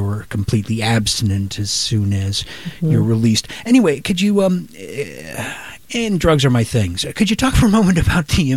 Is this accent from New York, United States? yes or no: no; Oregon, United States; my home state is Oregon